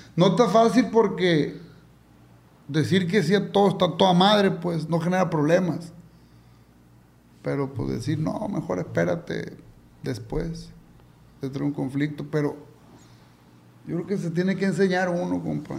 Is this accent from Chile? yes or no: no; Culiacán, Sinaloa, Mexico; Salí, de aquí de Culiacán, compa, llegué a Nueva York